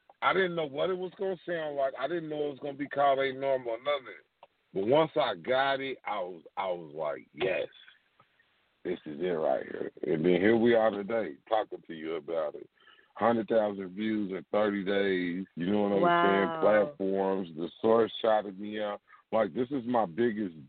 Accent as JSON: {"language": "English", "town": "Louisville", "region": "Kentucky", "country": "United States", "tie": "born or raised there", "said": "That happened in my hometown"}